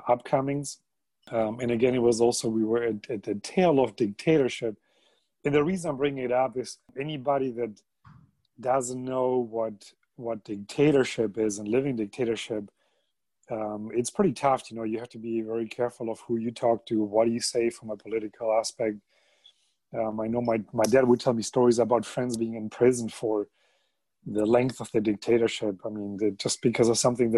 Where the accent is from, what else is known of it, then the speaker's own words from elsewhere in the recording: Germany; English is a second language; moved away as an adult; also born or lived in Uruguay / Greece; now in United States; I was born in Uruguay, a little soccer country in South America there that some people may or may not know. And my mother's family immigrated to South America back in the 1900s. So I have the German side. And then when I was 9 years old, we moved back to Germany. And I grew up in Germany.